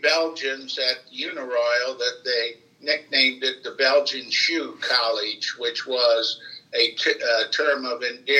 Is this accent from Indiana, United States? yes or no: yes; South Bend, Indiana, United States; also born or lived in Mishawaka, Indiana; I was born in St. Joseph County, Indiana, South Bend, Indiana, which is at the location where the University of Notre Dame is located.